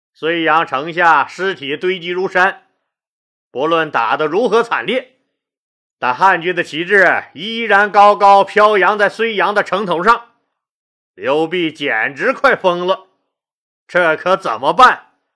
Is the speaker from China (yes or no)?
yes; Northeast China, China; accent: Northeastern Mandarin; 我们东北有一句老话